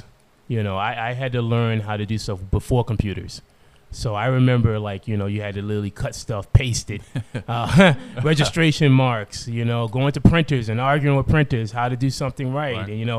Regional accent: Boston, Massachusetts, United States; moved away as an adult; I grew up in Boston

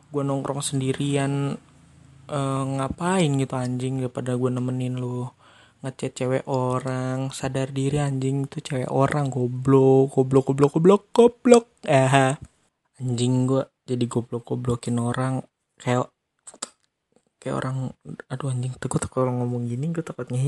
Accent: Bekasi, West Java, Indonesia; gua orang Bekasi

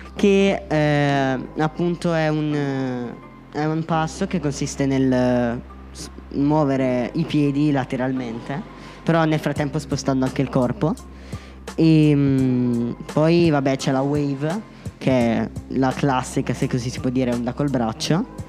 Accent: Concesio, Lombardy, Italy; vengo da Concesio

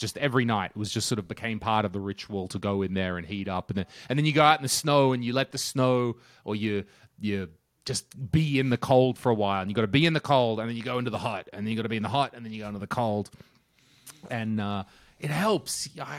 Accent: Australia; As an Australian person, I also had that question when I first arrived.

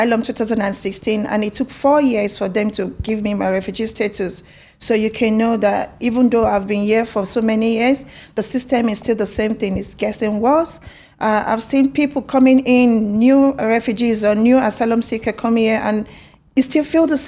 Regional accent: Nigeria; moved away as an adult; now in United Kingdom; I'm from Nigeria. I've been in UK for 8 years now.

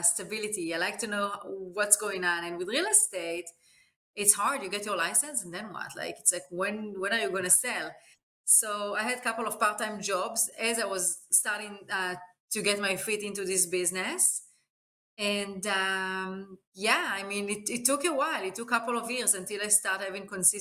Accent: Eilat, Southern District, Israel; moved away as an adult; now in United States; I grew up in Israel in a beautiful city named Eilat, in next to the Jordan and Egypt border. And I lived in Israel until I was about 20

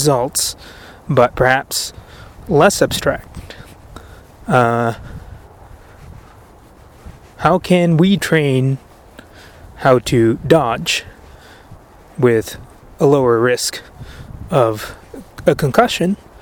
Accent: United States; as an American

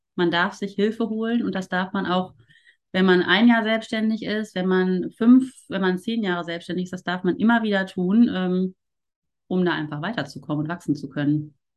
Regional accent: Ruhr area, North Rhine-Westphalia, Germany; also born or lived in Cologne; ich komme tatsächlich ja auch aus dem Ruhrpott

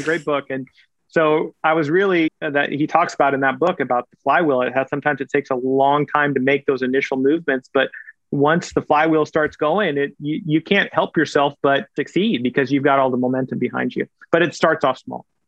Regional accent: Kansas City, Missouri, United States; also born or lived in India; I went to college and medical school in my hometown

